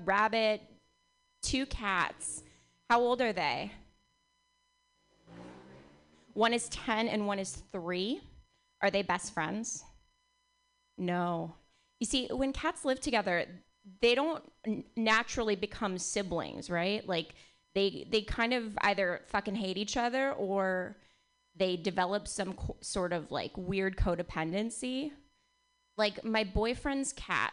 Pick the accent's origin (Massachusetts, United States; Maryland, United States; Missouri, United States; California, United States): California, United States; Bay Area; I was born and raised in the Bay Area